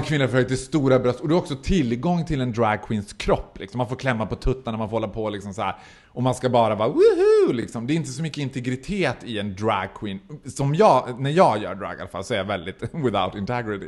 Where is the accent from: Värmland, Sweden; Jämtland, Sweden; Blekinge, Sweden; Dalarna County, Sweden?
Dalarna County, Sweden; Borlänge; now in Stockholm, Sweden; jag är född och uppvuxen i Borlänge och höll på med drag när jag bodde där